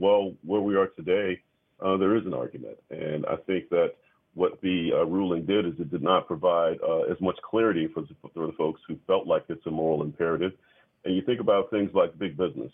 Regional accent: the South, United States; I'm a Southerner

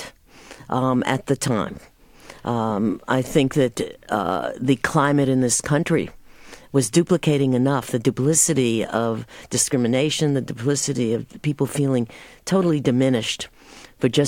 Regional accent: New York City, New York, United States; moved away; I grew up in Manhattan

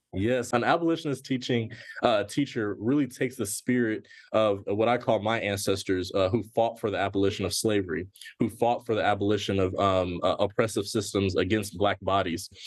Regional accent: Gwinnett County, Georgia, United States; where I'm from and where I grew up. And when I grew up, it was not cool to be from Gwinnett

